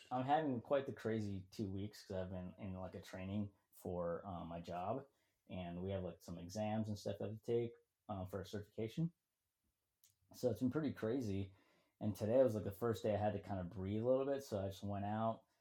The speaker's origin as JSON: {"language": "English", "town": "Schaumburg", "region": "Illinois", "country": "United States", "tie": "born or raised there", "moved": "yes", "said": "I grew up near Woodfield Mall"}